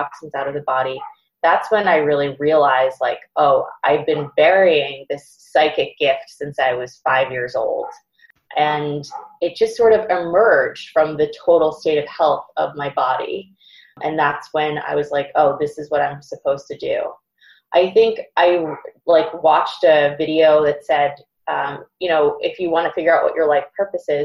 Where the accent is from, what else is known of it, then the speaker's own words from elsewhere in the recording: Boston, Massachusetts, United States; I'm from Boston